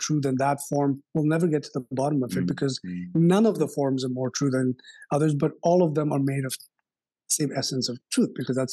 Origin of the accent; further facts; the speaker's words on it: Kolkata, West Bengal, India; When I grew up in India, especially in the city of Calcutta